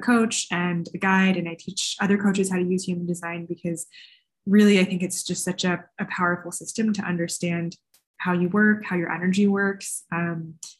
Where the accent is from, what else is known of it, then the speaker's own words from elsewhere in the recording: California, United States; I grew up in California. My parents are Chinese American immigrants